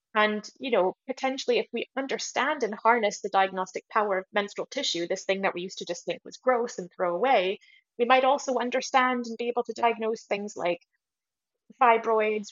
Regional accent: United States; moved away; I grew up in America

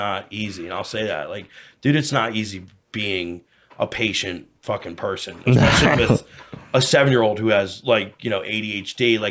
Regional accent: United States; I was raised in Montgomery County

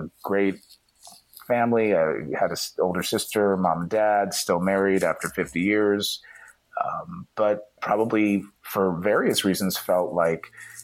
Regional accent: Dayton, Ohio, United States; moved away; I have no only pride for growing up in Ohio

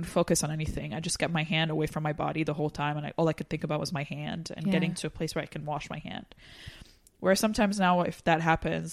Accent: Lebanon; English is a second language; moved away as an adult; now in United States

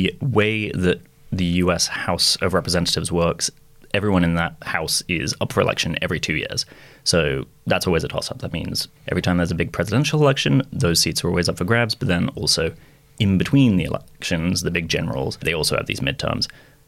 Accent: Hounslow, London, United Kingdom; also born or lived in United States; I will have you know, Dom, that I am from the London borough of Hounslow, and we, in fact, all sound like that over here. No, I went to university in the US, so I did 4 years for my undergrad

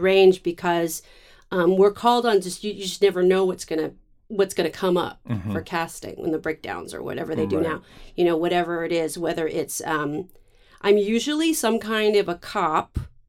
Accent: San Francisco, California, United States; Correct. {S7} Okay. {S1} San Francisco.

